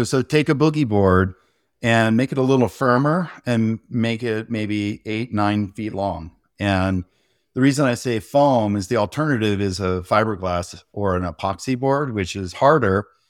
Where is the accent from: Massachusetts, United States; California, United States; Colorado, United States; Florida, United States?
California, United States; Santa Cruz; also born or lived in San Francisco; I grew up surfing in Santa Cruz and San Francisco, and you have to have a wetsuit and think about sharks more than you want to.